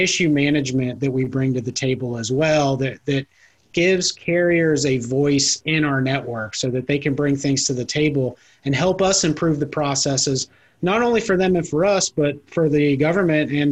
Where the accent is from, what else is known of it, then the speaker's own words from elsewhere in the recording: Cincinnati, Ohio, United States; moved away as an adult; also born or lived in California; I'm originally from Cincinnati.